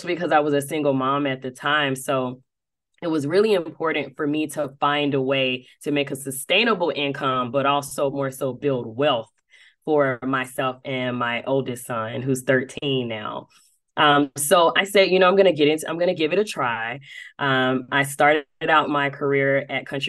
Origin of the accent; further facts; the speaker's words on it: Dothan, Alabama, United States; now in Atlanta, United States; I am originally from Dothan, Alabama, but I have spent majority of my insurance career here in Atlanta, Georgia.